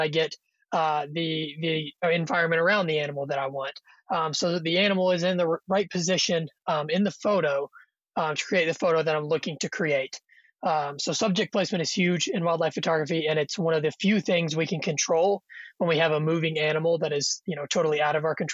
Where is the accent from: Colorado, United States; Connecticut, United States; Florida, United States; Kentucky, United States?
Kentucky, United States; moved away as an adult; now in Yellowstone National Park, United States; I'm originally from Kentucky